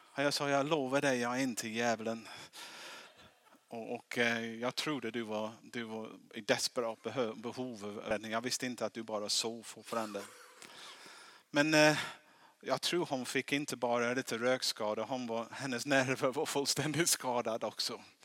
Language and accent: Swedish; England, United Kingdom; Swedish is a second language; now in Sweden; jag är engelsman, därför, därför jag låter lite konstigt